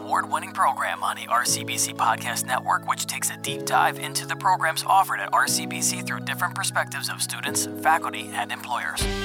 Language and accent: English; Tabernacle, New Jersey, United States; Tabernacle, my hometown